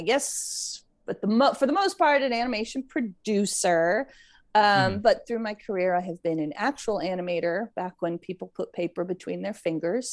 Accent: United States; moved away as an adult; also born or lived in Maryland / Pennsylvania / California; I grew up in Maryland and Pennsylvania and moved out to California when I was 18 to go to CalArts

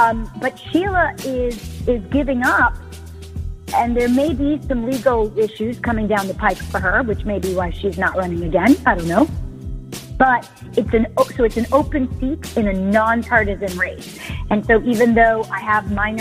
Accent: Jamaica; now in Los Angeles, United States; I'm an immigrant from Jamaica

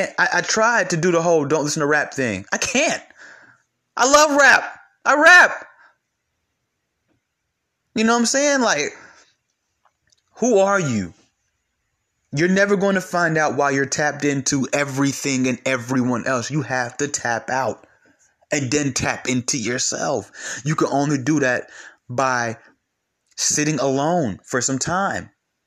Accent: California, United States; Or because I'm from California, I got to be this way.

